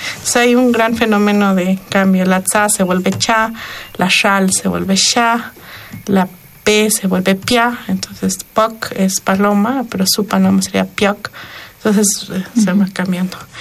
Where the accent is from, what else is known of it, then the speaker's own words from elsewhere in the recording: Sierra Norte de Oaxaca, Mexico; la parte más hacia el norte, que es mi pueblo, que está en, Oaxaca, en la Sierra Norte de Oaxaca